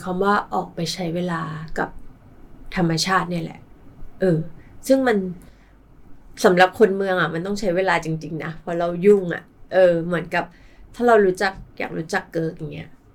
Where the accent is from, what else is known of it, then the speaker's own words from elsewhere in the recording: Bangkok, Thailand; เกิดที่กร ุงเทพ แล้วก็อาศัยอยู่กรุงเทพตลอด